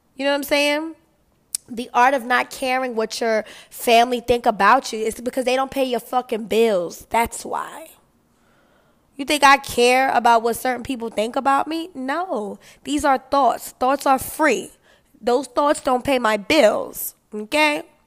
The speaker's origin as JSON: {"language": "English", "region": "New York", "country": "United States", "said": "I'm from New York"}